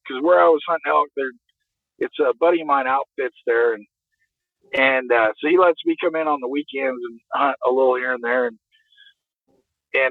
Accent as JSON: {"language": "English", "region": "the West", "country": "United States", "said": "I come from the West, where there's scenery everywhere. I mean, mountains and trees and rivers"}